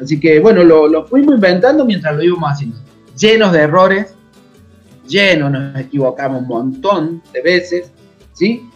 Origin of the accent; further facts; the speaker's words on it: a town about 100 km from Córdoba city, Argentina; Yo vivía en un pueblo que se llama Villalique, a 100 kilómetros de Córdoba capital